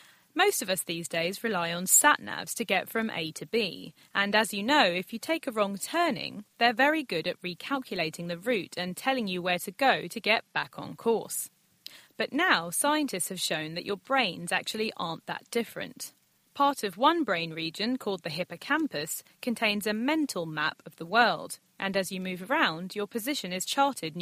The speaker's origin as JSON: {"language": "English", "region": "London", "country": "United Kingdom", "said": "I am a Londoner"}